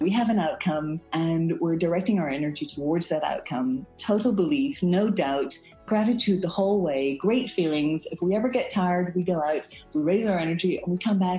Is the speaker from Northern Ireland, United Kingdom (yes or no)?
yes; Belfast, Northern Ireland, United Kingdom; also born or lived in England / Munich, Germany / French Alps; now in Geneva, Switzerland; I'm from Belfast in Northern Ireland, and I am currently living in Geneva in Switzerland